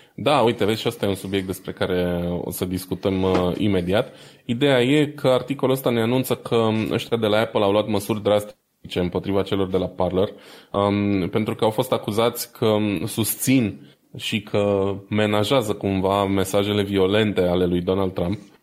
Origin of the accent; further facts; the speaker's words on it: Romania; noi suntem români